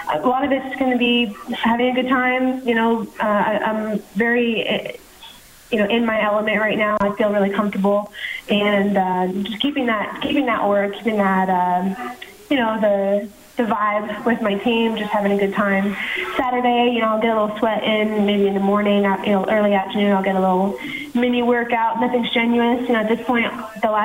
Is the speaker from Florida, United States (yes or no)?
yes; Southwest Florida, United States; also born or lived in Montreal, Canada / Orlando, Florida; I was born in Montreal. My family moved when I was young to Florida, so I was mostly raised in Florida, Southwest Florida, and I train right now out of Orlando